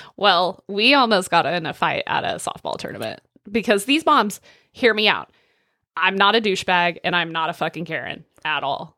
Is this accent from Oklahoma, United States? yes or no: yes; Northwest Oklahoma, United States; I'm not gonna pretend I didn't grow up in Northwest Oklahoma